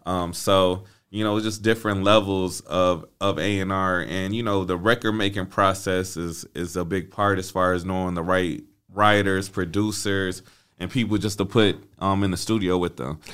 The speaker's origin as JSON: {"language": "English", "town": "Flint", "region": "Michigan", "country": "United States", "also_born_or_lived": "Atlanta, Georgia", "moved": "as an adult", "said": "I'm originally from Flint, Michigan"}